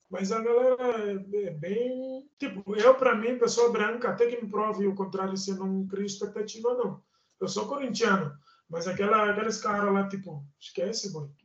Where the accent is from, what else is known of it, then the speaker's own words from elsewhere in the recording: Guinea-Bissau; now in Brazil; eu sou da Guiné-Bissau, eu, eu pertenço à etnia Balanta da Guiné-Bissau